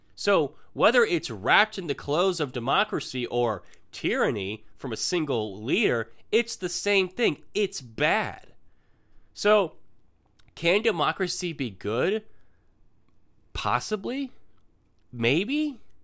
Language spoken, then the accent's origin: English; United States; I'm an American